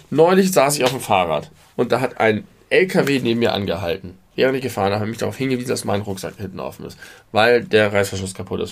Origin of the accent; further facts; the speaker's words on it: Hamburg, Germany; als Hamburger